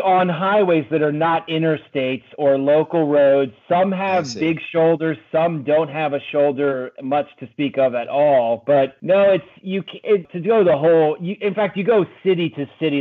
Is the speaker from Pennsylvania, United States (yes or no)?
yes; Pennsylvania, United States; moved away as an adult; also born or lived in Maryland; now in Washington, D.C., United States; I grew up in Pennsylvania